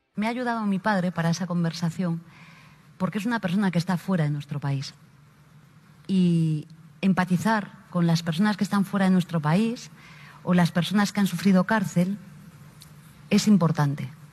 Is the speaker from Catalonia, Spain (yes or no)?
no; Galicia, Spain; Yo soy gallega.